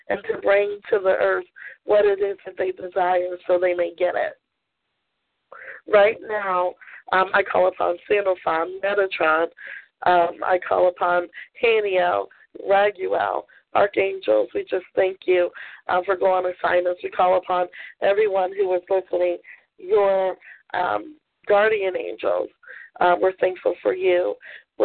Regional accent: Maryland, United States; I grew up in Maryland

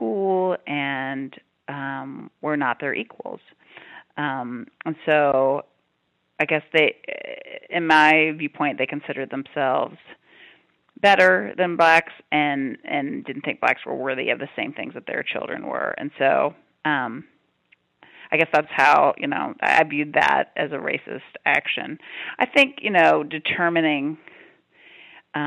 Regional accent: Prince Edward County, Virginia, United States; moved away as an adult; also born or lived in Oregon / California; I grew up in Prince Edward County and spent most of my life there before I went off to college

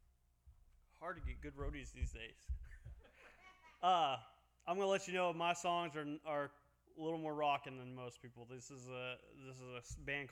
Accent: Havana, Illinois, United States; I grew up in Havana, Illinois.

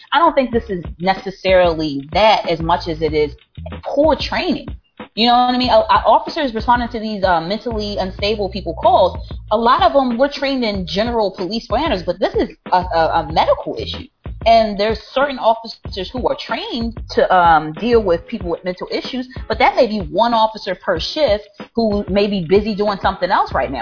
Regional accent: Baltimore, Maryland, United States; I'm from Baltimore, so it's not like I feel estranged to the neighborhood. Like this is my community I'm policing

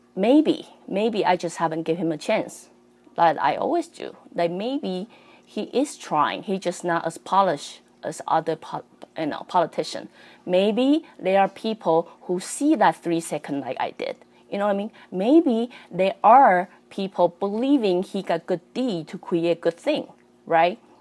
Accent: Taiwan; also born or lived in Canada; I'm Canadian and I'm Taiwanese.

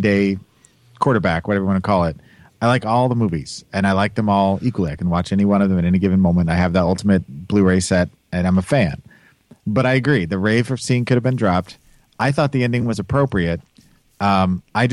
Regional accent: Kansas City, United States; I'm from Kansas City

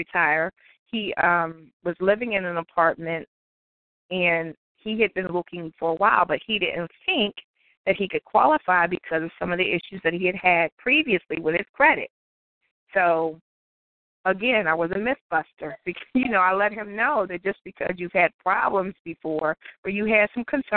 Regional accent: Ohio, United States; moved away; I'm from Ohio originally

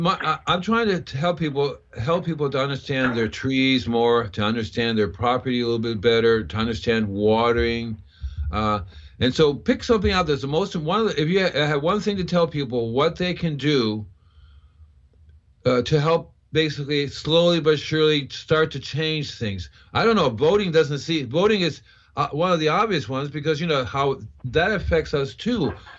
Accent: Puerto Rico; also born or lived in Cuba; As a kid, I grew up with it in Puerto Rico and Cuba.

